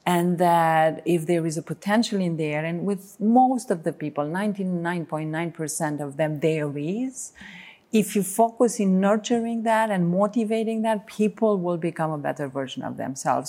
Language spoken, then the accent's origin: English; Romania; moved away as an adult; also born or lived in Bucharest; as soon as I came to Bucharest from Reila, where, where I was born, at nineteen